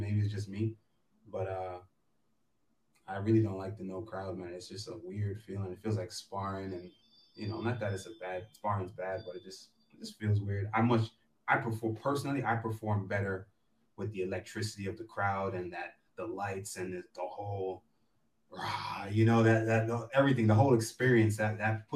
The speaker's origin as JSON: {"language": "English", "town": "New York City", "region": "New York", "country": "United States", "said": "I'm from Queens, Brooklyn, the boroughs. Like I'm from New York for real"}